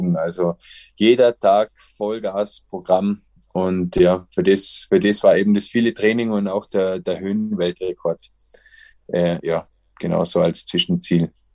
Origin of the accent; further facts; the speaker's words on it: Austria; bei uns in Österreich